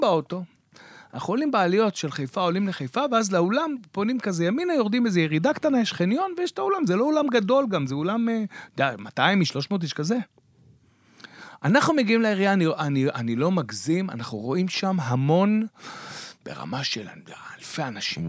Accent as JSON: {"language": "Hebrew", "town": "Beersheba", "region": "Southern District", "country": "Israel", "said": "אני מבאר שבע"}